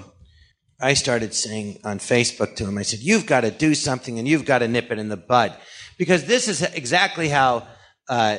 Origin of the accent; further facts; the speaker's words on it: Los Angeles, California, United States; I grew up here in the Valley in Encino and Tarzana